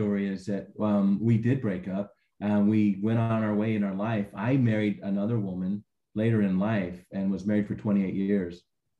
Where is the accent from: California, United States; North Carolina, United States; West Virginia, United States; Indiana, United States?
California, United States; also born or lived in Arizona / Hawaii; if we walked into a restaurant where I grew up in California or anywhere else, Arizona, Hawaii, you know, people wouldn't even bat an eye or look up at you.